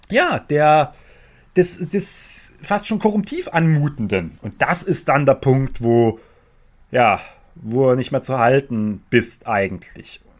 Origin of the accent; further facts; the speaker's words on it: Saxony, Germany; Für mich war, ich bin Sachse noch nie eine Kompetenz.